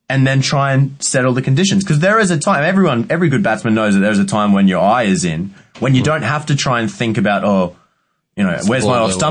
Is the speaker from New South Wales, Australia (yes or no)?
no; Queensland, Australia; I'm a Queenslander